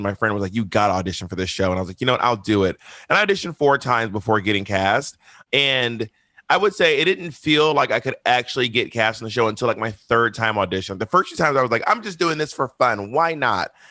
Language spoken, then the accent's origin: English; Columbus, Georgia, United States; moved away as an adult; also born or lived in Alabama / Mississippi / Atlanta, Georgia / New York City; I grew up in Georgia, Alabama, and Mississippi, mostly Georgia. But I was born in Columbus, Georgia